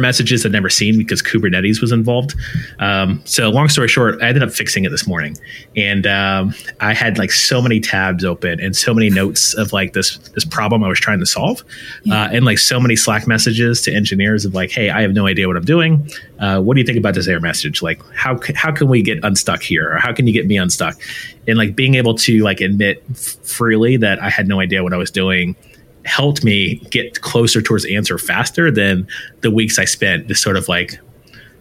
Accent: United States; I'm American born here

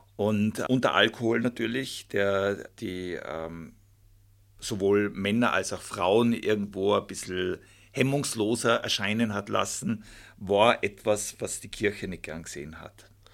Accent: Volders, Tyrol, Austria; ich bin ja in Folders aufgewachsen

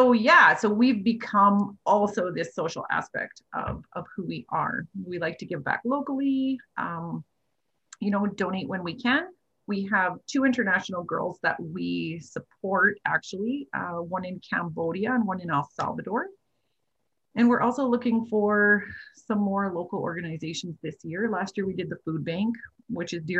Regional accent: Faust, Alberta, Canada; also born or lived in High Prairie; I was actually born in High Prairie and I grew up in Faust

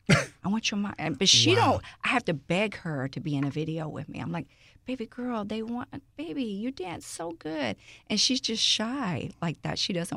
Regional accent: Houston, Texas, United States; Born and raised. Yes, I grew up all day in Greens Point area.

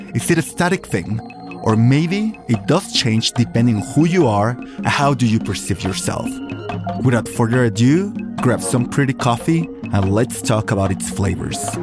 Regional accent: Michoacán, Mexico; I am from Michoacan

